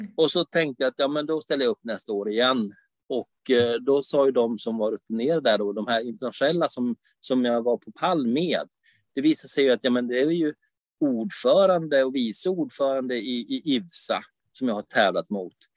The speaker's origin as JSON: {"language": "Swedish", "town": "Umeå", "region": "Västerbotten County", "country": "Sweden", "moved": "yes", "lives_now": "Varberg, Sweden", "said": "jag är ju från Umeå fast jag bor i Varberg"}